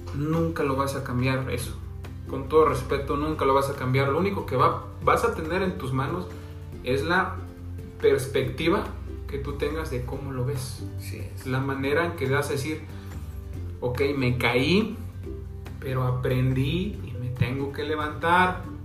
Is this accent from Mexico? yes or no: yes; Santiago de Anaya, Hidalgo, Mexico; Soy del municipio de Santiago de Anaya